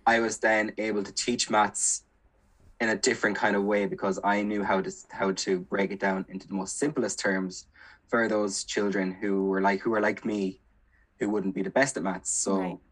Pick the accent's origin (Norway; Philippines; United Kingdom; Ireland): Ireland; Kilkenny, Leinster; moved away as an adult; now in Galway, Ireland; I'm originally from Kilkenny, but I did my undergrad here in Galway